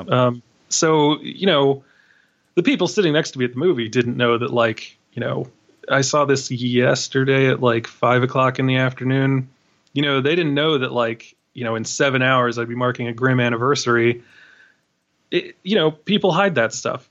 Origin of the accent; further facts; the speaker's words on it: New York City, New York, United States; I'm from Queens